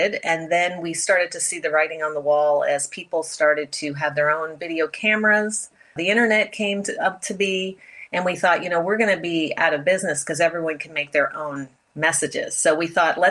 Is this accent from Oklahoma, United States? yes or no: no; D.C., District of Columbia, United States; also born or lived in Pennsylvania; I grew up outside of Washington, D.C., very traditional 1960s, 70s upbringing.